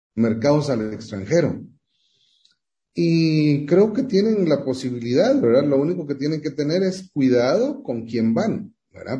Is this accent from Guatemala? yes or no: yes; Guatemala; soy guatemalteco